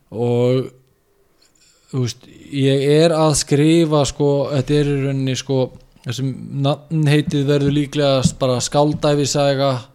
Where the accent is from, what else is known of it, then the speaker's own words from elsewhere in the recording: Neskaupstaður, Eastern Region, Iceland; now in Reykjavík, Iceland; ég er frá Norfriði